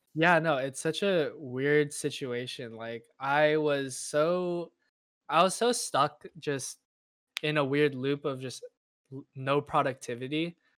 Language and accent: English; Irvine, California, United States; I am from Irvine, California, which is in Southern California